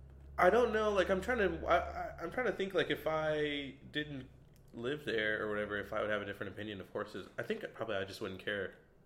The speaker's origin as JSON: {"language": "English", "town": "Dallas", "region": "Texas", "country": "United States", "also_born_or_lived": "Waco, Texas", "said": "Texas is, like, super country, and I actually grew up, I mean, I'm from Dallas, where you don't see a ton of horses"}